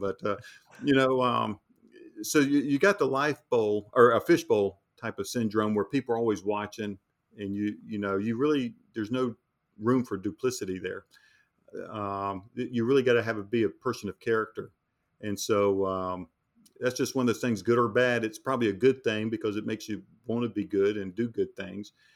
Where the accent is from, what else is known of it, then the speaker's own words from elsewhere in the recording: North Carolina, United States; we're from North Carolina